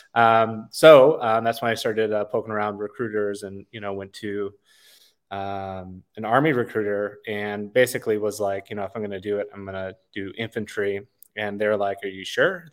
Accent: Wisconsin, United States; now in Los Padres National Forest area, California, United States; I was raised in Wisconsin

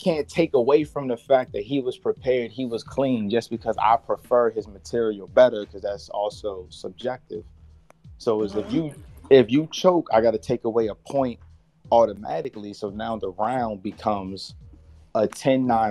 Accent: Southern Maryland, United States; we're both from Maryland, you know, Southern Maryland

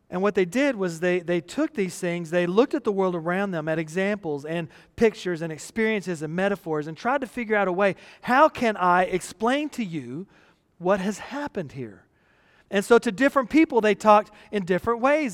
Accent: Texas, United States; growing up in the United States, especially in Texas

